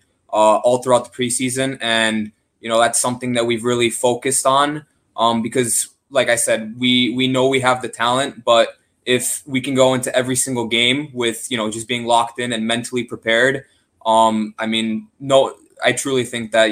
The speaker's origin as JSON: {"language": "English", "town": "Chicago", "region": "Illinois", "country": "United States", "tie": "born or raised there", "also_born_or_lived": "Poland", "moved": "as an adult", "lives_now": "Charlotte, United States", "said": "I was born in Chicago. I grew up in Chicago"}